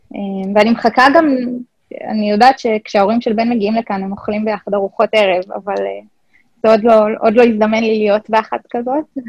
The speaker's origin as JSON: {"language": "Hebrew", "country": "Israel", "said": "כישראלית יש בי הרבה חוצפה"}